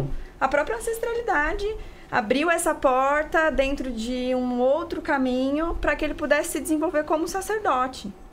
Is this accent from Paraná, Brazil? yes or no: yes; interior of Paraná, Brazil; now in São Paulo, Brazil; Nasci aqui em São Paulo, mas morei no interior do Paraná